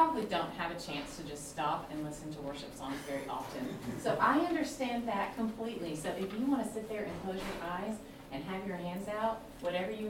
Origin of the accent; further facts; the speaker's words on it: Nashville, Tennessee, United States; moved away as an adult; now in California, United States; We are originally from Nashville. We've moved out here to California. We've been in California for about 4 years.